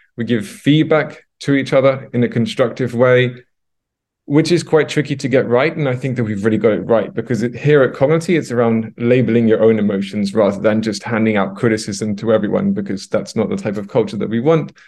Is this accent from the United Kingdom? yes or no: yes; London, United Kingdom; moved away as an adult; now in Stockholm, Sweden; I'm originally from London, U K, Uh, and I moved over here to Stockholm, Sweden about eight years ago.